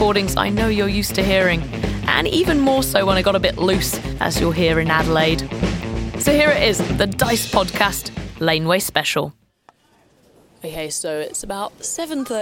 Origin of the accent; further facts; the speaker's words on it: United Kingdom; As a Brit